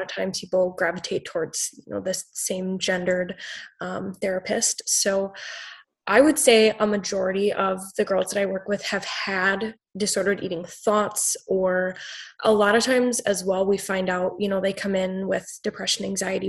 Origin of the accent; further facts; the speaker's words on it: Wisconsin, United States; I'm from Wisconsin.